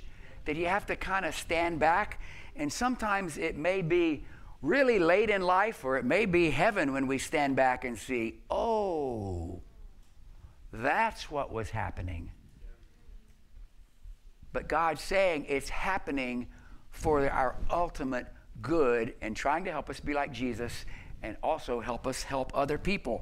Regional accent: the South, United States; I grew up in the South

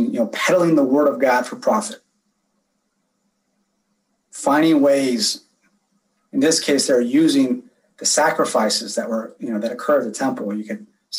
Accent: California, United States; moved away as an adult; also born or lived in San Diego / Long Beach; now in Las Vegas, United States; I grew up, born and raised in California, was there for 34 years

